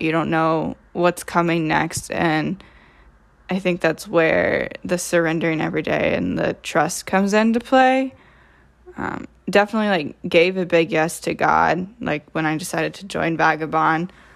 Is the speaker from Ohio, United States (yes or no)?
yes; Troy, Ohio, United States; I am from Troy, Ohio, which is about twenty minutes north of Dayton.